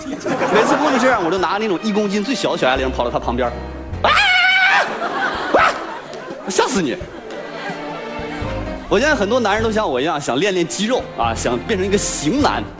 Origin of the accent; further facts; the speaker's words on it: Northeast China, China; accent: Northeastern; 用我们东北话说就是嘚瑟。